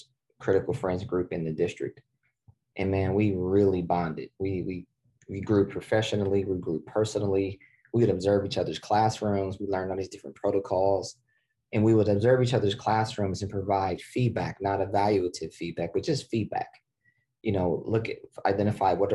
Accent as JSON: {"language": "English", "town": "Columbus", "region": "Ohio", "country": "United States", "tie": "born or raised there", "said": "Midwest guy, born and raised in Ohio, Central Ohio, still here today. So born in Columbus, Ohio"}